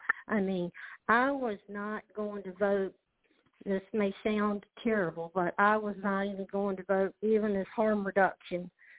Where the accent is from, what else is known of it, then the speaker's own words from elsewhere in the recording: Louisiana, United States; Hi. Yes. Excuse my accent. I'm from Louisiana.